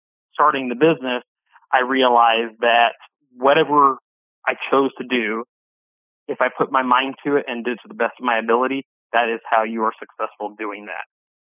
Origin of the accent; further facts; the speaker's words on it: Southern California, United States; moved away as an adult; also born or lived in Illinois; I grew up in Southern California. And after high school, I moved to Illinois to go to school at Northwestern